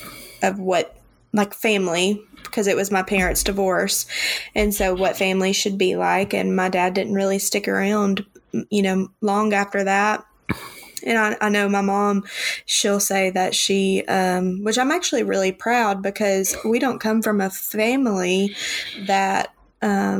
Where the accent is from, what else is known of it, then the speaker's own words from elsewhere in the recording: the Bible Belt, United States; growing up in the Bible Belt